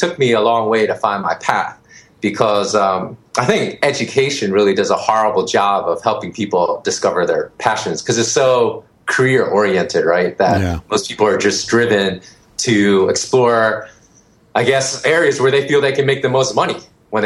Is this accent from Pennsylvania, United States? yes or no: yes; Philadelphia, Pennsylvania, United States; moved away as an adult; also born or lived in Austin, Texas / San Francisco / Los Angeles; now in Bangkok, Thailand; I grew up in Philly. So I was born and raised in Philly.